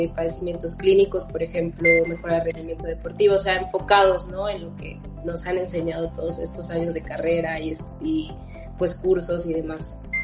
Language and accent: Spanish; Campeche, Mexico; yo soy originaria de Campeche